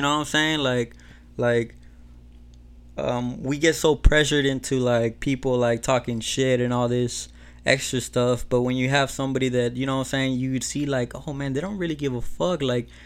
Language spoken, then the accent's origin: English; Mexico; moved away; I'm from Mexico